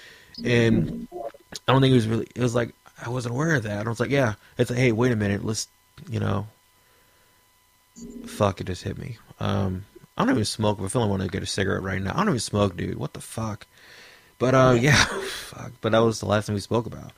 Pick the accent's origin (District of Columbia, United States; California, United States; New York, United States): District of Columbia, United States; Washington; my hometown, D.C.